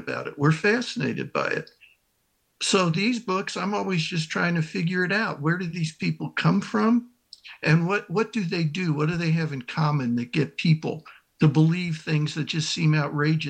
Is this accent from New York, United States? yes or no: no; Texas, United States; I'm from Texas